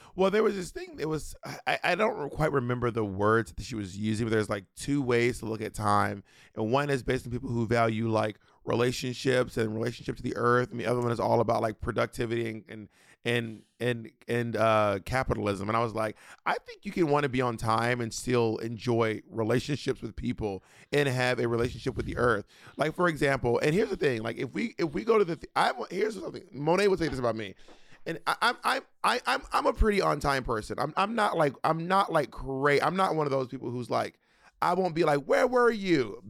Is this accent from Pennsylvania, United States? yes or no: no; Atlanta, Georgia, United States; moved away; also born or lived in Long Island; I grew up in Atlanta